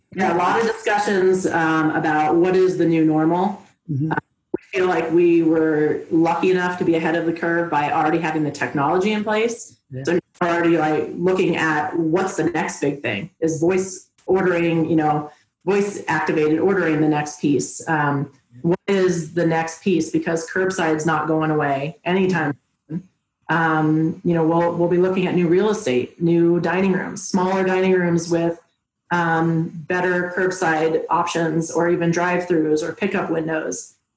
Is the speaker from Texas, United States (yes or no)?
no; San Francisco Bay Area, California, United States; now in Colorado, United States; Or no, I'm from San Francisco Bay Area originally.